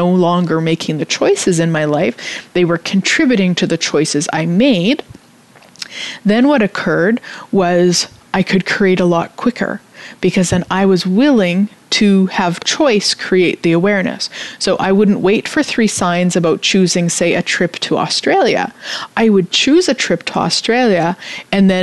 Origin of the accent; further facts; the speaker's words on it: Canada; I'm Canadian